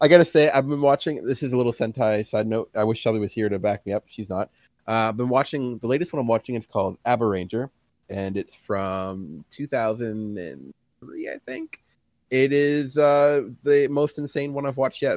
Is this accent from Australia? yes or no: no; Canada; grew up in Canada, lives here, and, and that's my home